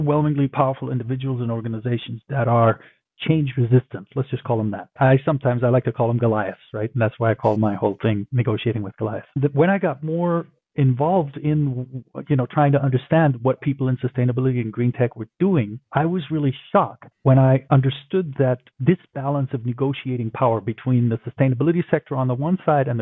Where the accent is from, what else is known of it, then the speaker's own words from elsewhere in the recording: Berlin, Germany; moved away; also born or lived in Tokyo; I grew up in Berlin, my hometown